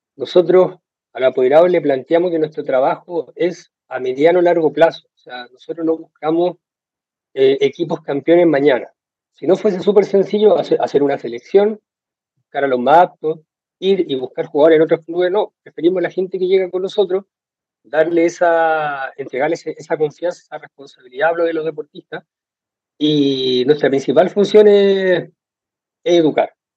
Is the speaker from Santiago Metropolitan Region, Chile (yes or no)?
no; Iquique, Tarapacá, Chile; acá de Iquique, en el norte de Chile